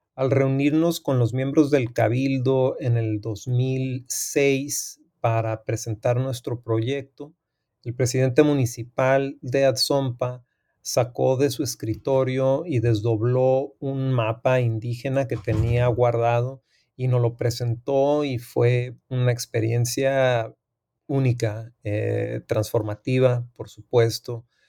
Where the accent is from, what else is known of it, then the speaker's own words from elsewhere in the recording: Tijuana, Baja California, Mexico; also born or lived in United States / San Diego; soy fronterizo del área de Tijuana, San Diego. Eh, aunque nací en Estados Unidos, soy originario y me considero como ciudadano de la ciudad de Tijuana.